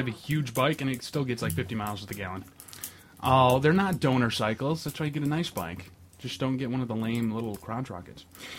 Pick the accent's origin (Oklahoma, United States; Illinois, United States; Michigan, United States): Michigan, United States; Perry; I'm from Perry.